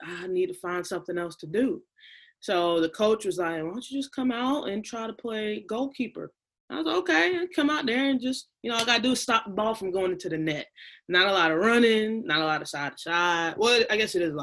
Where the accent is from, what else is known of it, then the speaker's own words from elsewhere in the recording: North Augusta, South Carolina, United States; I was born and raised in North Augusta, South Carolina.